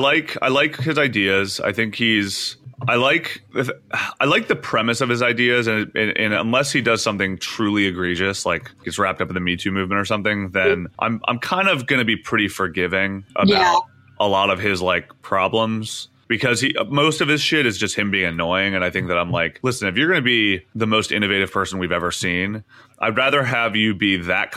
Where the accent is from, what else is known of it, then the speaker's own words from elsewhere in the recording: Canada; I only have a Canadian passport, which kind of weirds me out.